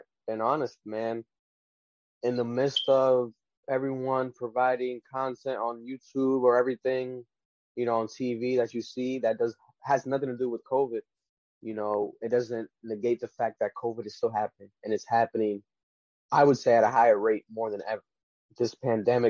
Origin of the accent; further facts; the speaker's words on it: Rhode Island, United States; we're from Rhode Island, the smallest state in the country of the United States